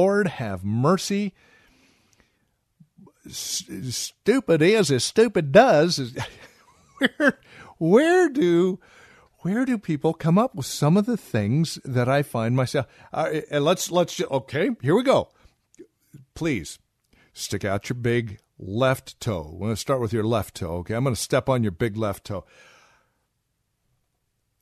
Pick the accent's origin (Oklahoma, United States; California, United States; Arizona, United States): California, United States; Southern; I was raised in Southern California, 60s and 70s.